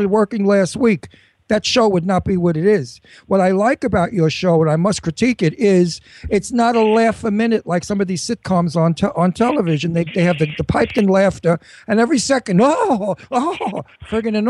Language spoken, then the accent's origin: English; New York City, New York, United States; accent: Brooklyn; my Brooklyn accent